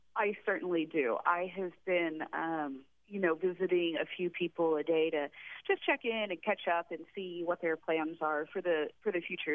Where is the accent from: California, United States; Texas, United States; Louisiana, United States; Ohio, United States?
Texas, United States; also born or lived in West Coast; now in Astoria, United States; I'm originally from Texas, but I bounced around the West Coast a little bit